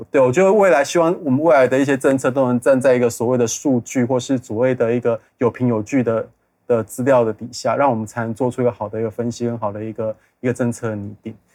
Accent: Kaohsiung, Taiwan; 其实高雄人你如果给我们不好的东西，我们还是会把你丢掉

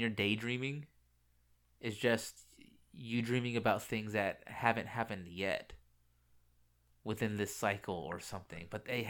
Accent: United States; I am American.

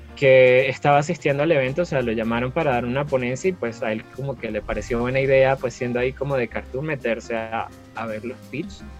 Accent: Venezuela; moved away as an adult; now in Bogotá, Colombia; emigré de Venezuela

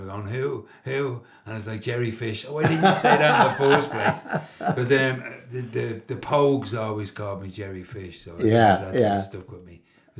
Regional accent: London, United Kingdom; also born or lived in Ringsend, Dublin, Ireland; now in Ireland; I grew up in London, so this was our holiday place

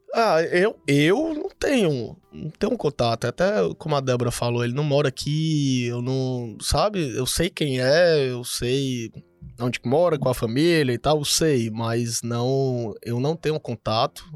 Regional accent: Fortaleza, Ceará, Brazil; moved away as an adult; now in Cuiabá, Brazil; Sou de Fortaleza, tô morando aqui em Cuiabá tem quase três anos.

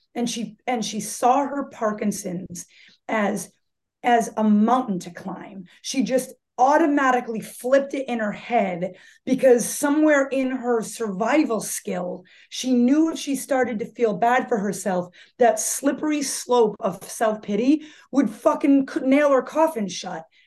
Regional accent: Marshfield, Massachusetts, United States; I was born in Marshfield, Massachusetts, and uh, I, I, still have the same friends from when I was a child

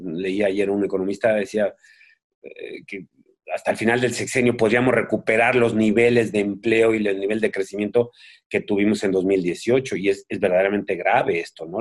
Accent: Mexico; moved away; soy un mexicano, mis hijos viven en México, mis hermanos viven en México

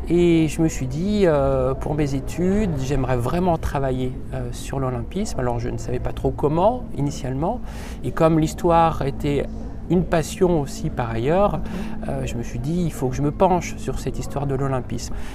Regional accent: Haute-Savoie, Auvergne-Rhône-Alpes, France; now in Lyon, France; Et je viens de Haute-Savoie, donc c'était le département voisin.

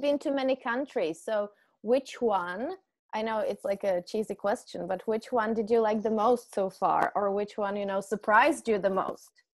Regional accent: Czechia; English is a second language; I'm an English teacher from the Czech Republic

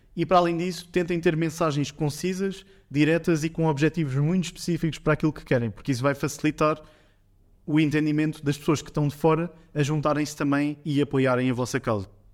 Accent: Portugal; nós, como portugueses

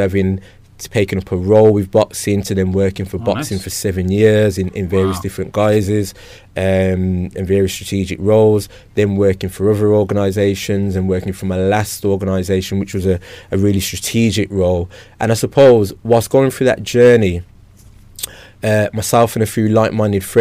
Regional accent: Birmingham, West Midlands, United Kingdom; growing up in Handsworth

